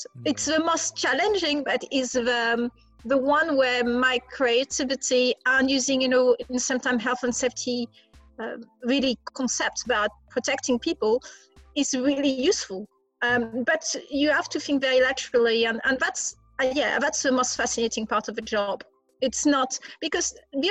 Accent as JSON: {"language": "English", "country": "France", "also_born_or_lived": "London, United Kingdom", "accent": "French", "moved": "as an adult", "lives_now": "United Kingdom", "said": "You will guess by my accent, I'm French. I'm also British, but I'm mainly French. I've been in UK for over 20 years"}